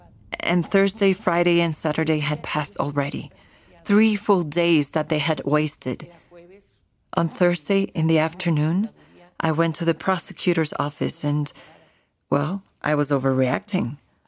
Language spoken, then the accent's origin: English; Ciudad Juárez, Chihuahua, Mexico; I'm originally from Ciudad Juárez, Chihuahua